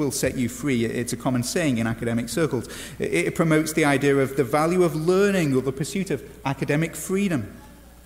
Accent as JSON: {"language": "English", "region": "England", "country": "United Kingdom", "moved": "yes", "lives_now": "United States", "said": "as an Englishman"}